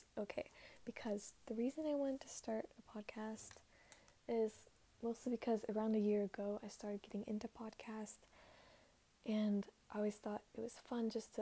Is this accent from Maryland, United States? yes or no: no; Dallas, Texas, United States; I was born on October 21st, 2003 in Dallas, Texas